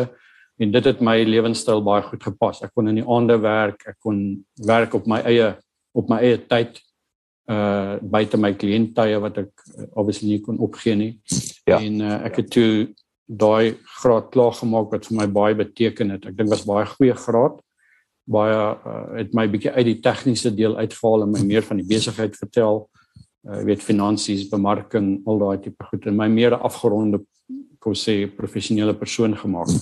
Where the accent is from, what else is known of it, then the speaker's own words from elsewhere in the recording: Northern Cape, South Africa; moved away; ek het groot geword op 'n plaas in die Noordwes Kaap in 'n klein dorpie Steensburg